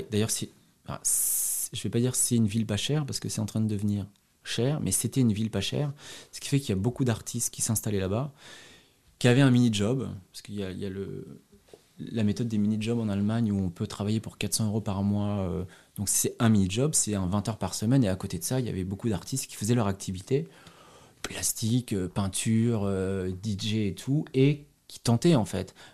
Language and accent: French; Paris, Île-de-France, France; now in Berlin, Germany; Moi, je viens, je viens de Paris, donc petit privilégié, ce que je découvrirai par la suite. Blanc, européen.